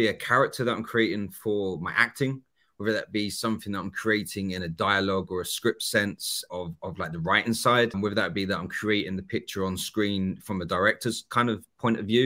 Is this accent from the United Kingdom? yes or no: yes; Essex, East of England, United Kingdom